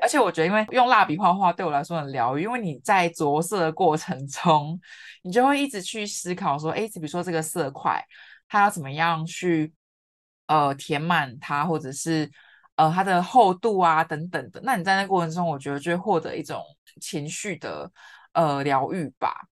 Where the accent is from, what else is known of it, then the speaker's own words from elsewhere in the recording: Kaohsiung, Taiwan; moved away as an adult; also born or lived in Yunlin / Taipei; 我之前都是在高雄嘛，因为我是高雄人，是。然后在云林读书